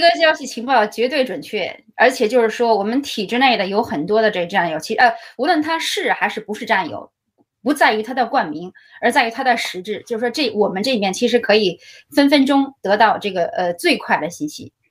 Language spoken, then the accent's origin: Chinese; Beijing, China; moved away; 我作为一个从北京出来的